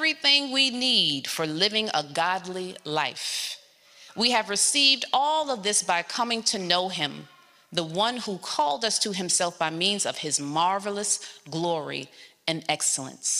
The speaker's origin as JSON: {"language": "English", "town": "New York City", "region": "New York", "country": "United States", "tie": "born or raised there", "said": "I was born in South Jamaica, Queens, New York, in a neighborhood flooded with drugs and violence"}